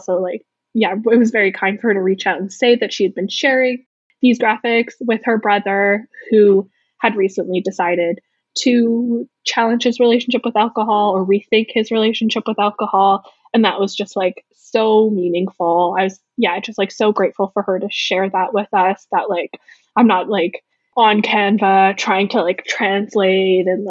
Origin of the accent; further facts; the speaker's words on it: Winnipeg, Manitoba, Canada; I was born and raised in Winnipeg